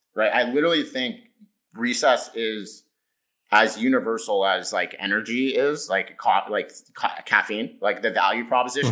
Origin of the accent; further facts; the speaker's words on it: California, United States; I grew up in California